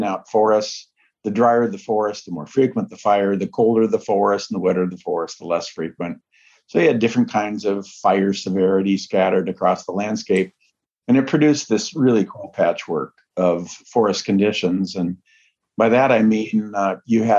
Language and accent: English; Minnesota, United States; moved away as an adult; also born or lived in Oregon; now in inland Northwest, United States; Born and raised in Minnesota